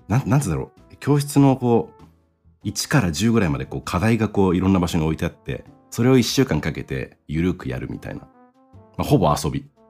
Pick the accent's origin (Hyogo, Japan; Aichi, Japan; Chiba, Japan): Chiba, Japan; also born or lived in United States; 生まれは、えー、千葉県ですね。